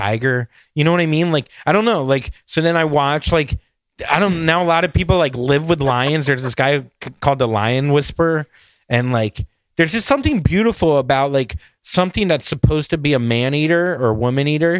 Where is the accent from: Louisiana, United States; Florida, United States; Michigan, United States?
Florida, United States; I'm from Florida